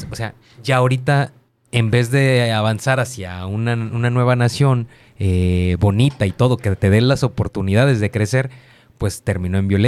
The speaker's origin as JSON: {"language": "Spanish", "country": "Ukraine", "second_language": "Spanish", "said": "yo nací en, la URSS y de repente, pues ya soy ucraniano."}